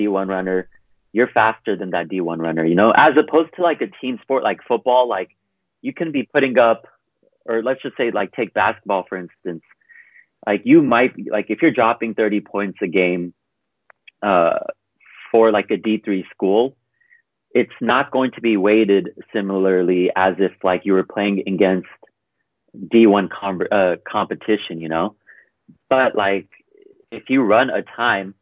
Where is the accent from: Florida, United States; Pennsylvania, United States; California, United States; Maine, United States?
California, United States; Hercules; moved away as an adult; also born or lived in Punjab, India; now in Denver, United States; I grew up in Hercules, California, which is 20 miles north of Oakland